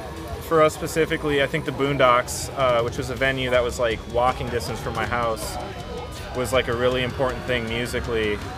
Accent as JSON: {"language": "English", "town": "Melbourne", "region": "Victoria", "country": "Australia", "said": "we're from Melbourne"}